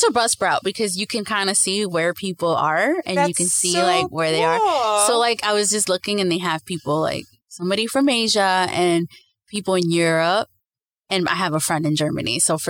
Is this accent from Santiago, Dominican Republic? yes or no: no; Santo Domingo, Distrito Nacional, Dominican Republic; I was born in Santo Domingo, Dominican Republic.